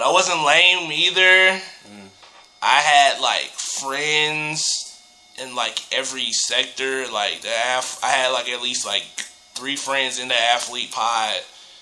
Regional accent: Clayton County, Georgia, United States; I grew up in Clayco.

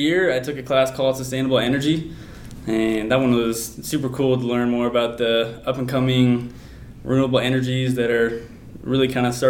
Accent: Oregon, United States; moved away; also born or lived in Colorado; I'm originally from Oregon

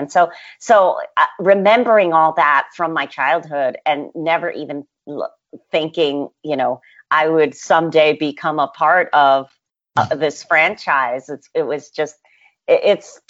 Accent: Western Massachusetts, United States; I grew up in Western Massachusetts

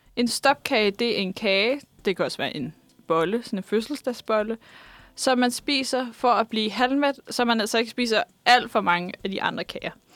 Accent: Vestegnen, Capital Region of Denmark, Denmark; der, hvor jeg kommer fra, nemlig Vestegnen

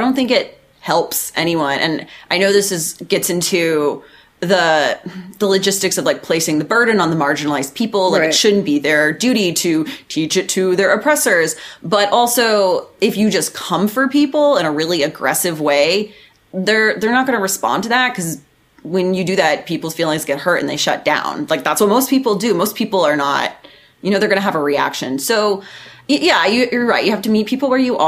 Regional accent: Dallas, Texas, United States; also born or lived in Oklahoma; I'm also from Texas. I'm from the Dallas area

